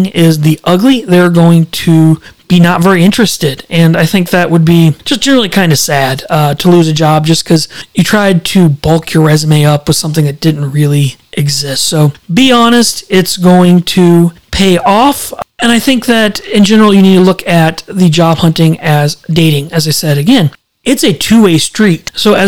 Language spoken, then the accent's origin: English; Fenton, Missouri, United States; moved away; I grew up in Fenton, Missouri